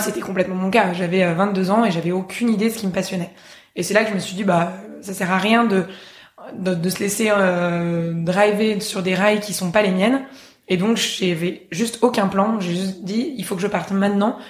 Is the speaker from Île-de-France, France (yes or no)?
yes; Paris, Île-de-France, France; moved away as an adult; also born or lived in Oslo, Norway; en ayant passé toute mon enfance à Paris